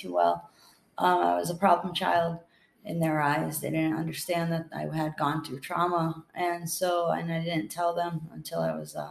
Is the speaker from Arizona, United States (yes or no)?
no; New Bedford, Massachusetts, United States; accent: Boston; moved away; also born or lived in Boston; I grew up in a small city called New Bedford, Massachusetts. It's 45 minutes away from Boston